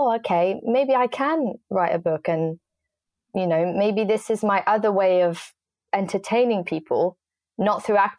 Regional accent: France; moved away as an adult; also born or lived in England; now in London, United Kingdom; I grew up most of my life in France because my family is French

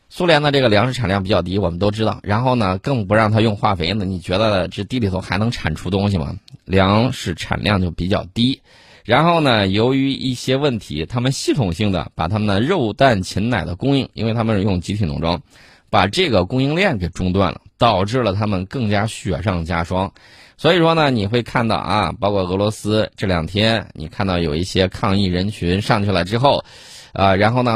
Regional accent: China; 我们中国人的孩子就应该补充营养

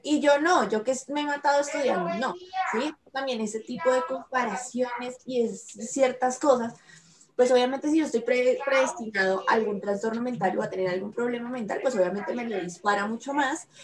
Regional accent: Colombia; no todos los colombianos somos así

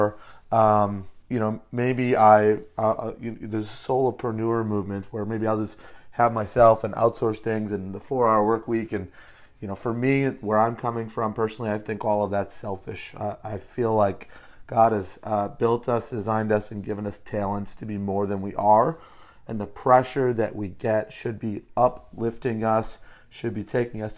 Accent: Detroit, Michigan, United States; now in San Diego, United States; I'm originally from Metro Detroit. I bring a little Motor City hustle to what I do. Live in San Diego now today

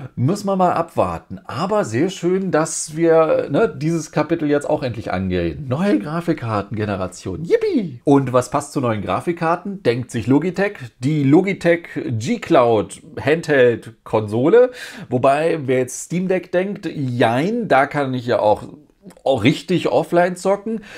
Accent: Germany; Bei uns in Deutschland

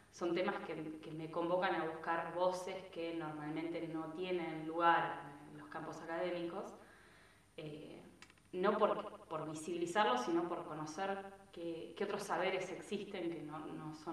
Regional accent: Bariloche, Río Negro, Argentina; yo soy de Bariloche

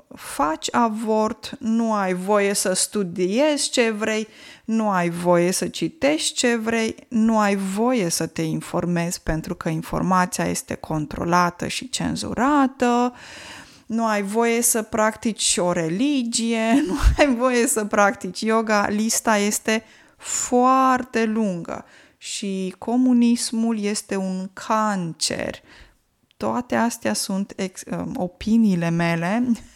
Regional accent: Piatra Neamț, Neamț County, Romania; moved away; eu vin din Piatra Neamț și știu că eu când eram copil, la etajul 1 locuia o familie de turci

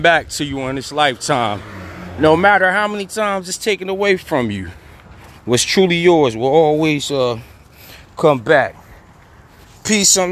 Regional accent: New Jersey, United States; I'm from Jersey, South Jersey to be exact

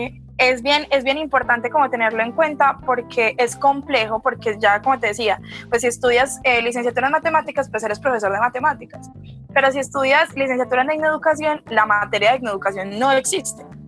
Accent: Pereira, Risaralda, Colombia; soy pereirana, orgullosamente pereirana

